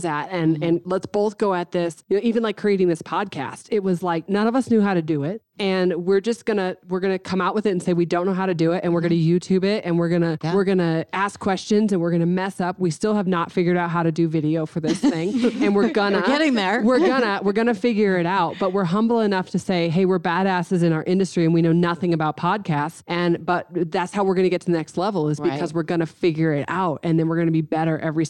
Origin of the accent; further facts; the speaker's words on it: United States; an American woman